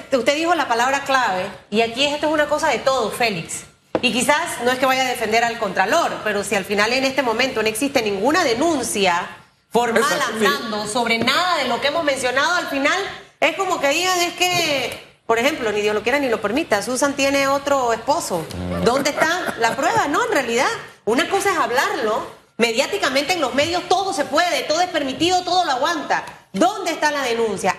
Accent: Panama; also born or lived in Panamá Norte; a todos los panameños nos vaya bien

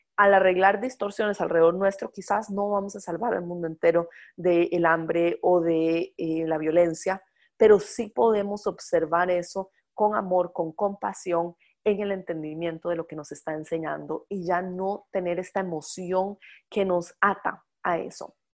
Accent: Costa Rica; yo soy de Costa Rica

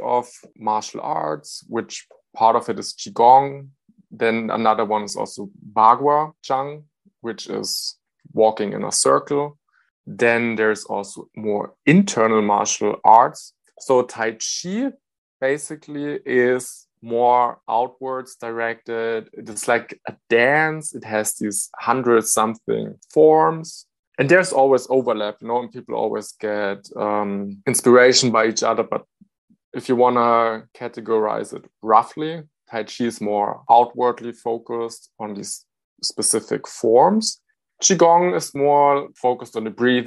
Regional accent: Germany; I'm from Germany.

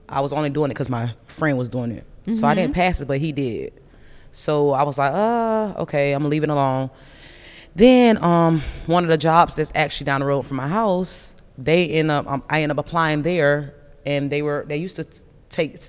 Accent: DeLand, Florida, United States; also born or lived in Daytona Beach, Florida; I was born and raised in DeLand, Florida, which is like 15 minutes from Daytona Beach

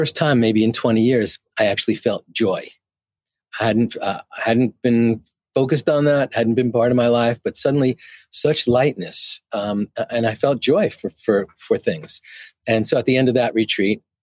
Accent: New York, United States; I'm from New York

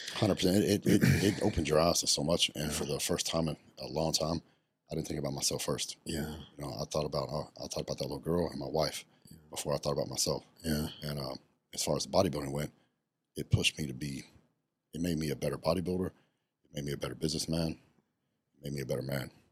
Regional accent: West Texas, United States; I grew up very poor. I grew up in West Texas, and I grew up on a cattle ranch

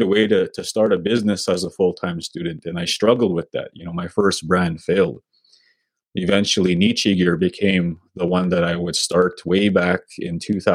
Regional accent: Sweetgrass First Nation, Saskatchewan, Canada; now in Saskatoon, Canada; I'm from Sweetgrass First Nation. That's my home community.

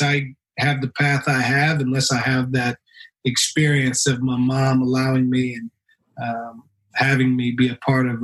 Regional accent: Stockton, California, United States; growing up in Stockton, California

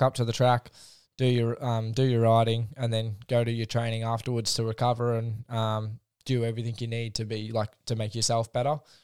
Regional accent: Rosebud, Victoria, Australia; home tracks, Rosebud

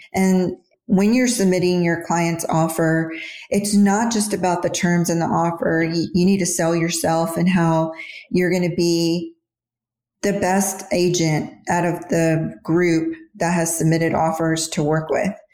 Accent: Houston, Texas, United States; now in Dallas, United States; I grew up in Houston, moved to Dallas in 97.

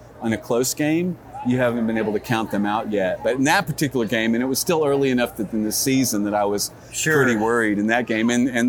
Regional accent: Missouri, United States; moved away; also born or lived in Dallas-Fort Worth, Texas; I was born in Missouri. Okay. Grew up there.

